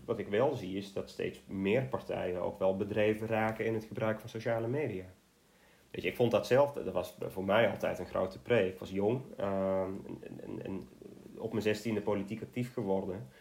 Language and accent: Dutch; Netherlands; als Nederlander